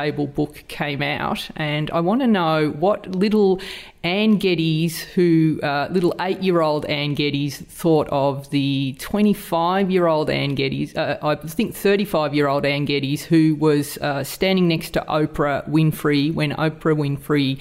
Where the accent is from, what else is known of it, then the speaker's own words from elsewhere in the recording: Australia; accent: Aussie; two Aussie accents